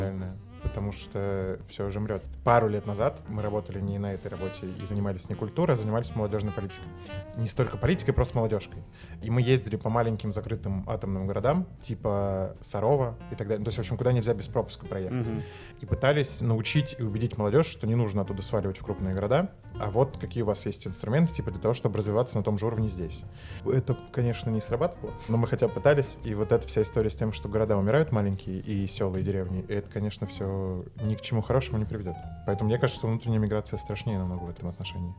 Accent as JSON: {"language": "Russian", "region": "Moscow", "country": "Russia", "tie": "born or raised there", "said": "Я москвич, я родился в Москве, вырос в Москве"}